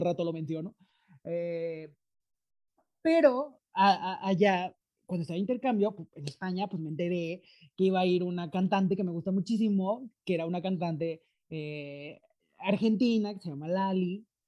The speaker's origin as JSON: {"language": "Spanish", "country": "Mexico", "said": "yo soy mexicano, pero estoy aquí porque intercambio"}